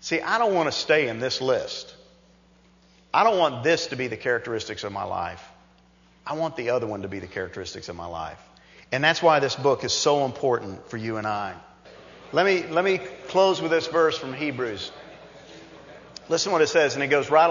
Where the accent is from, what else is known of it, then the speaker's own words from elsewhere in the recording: New York, United States; growing up as a kid and growing up in New York